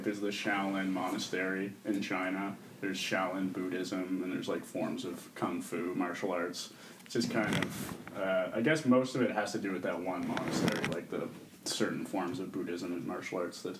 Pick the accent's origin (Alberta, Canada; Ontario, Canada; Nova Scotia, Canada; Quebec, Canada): Nova Scotia, Canada; Pictou County; moved away as an adult; now in Halifax, Canada; We're both from Pictou County.